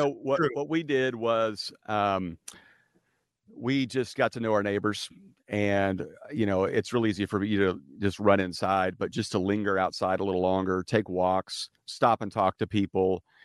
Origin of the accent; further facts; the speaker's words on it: Midwest, United States; now in California, United States; because I'm from California now and we can get away with this. Because my wife and I are from the Midwest